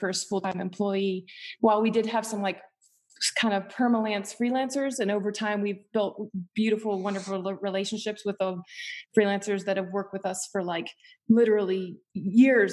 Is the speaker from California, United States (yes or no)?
no; Appalachia, West Virginia, United States; moved away as an adult; also born or lived in Northfield, Minnesota; I grew up in Appalachia, West Virginia, like in the mountains of Appalachia